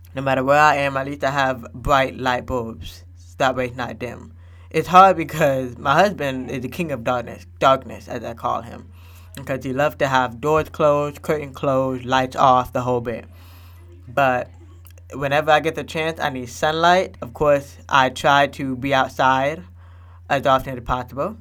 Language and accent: English; Florida, United States; moved away as an adult; also born or lived in Fort Lauderdale, Florida / Washington D.C. / Nashville area, Tennessee; now in Nashville, United States; I was born in Florida. I pretty much grew up in Florida.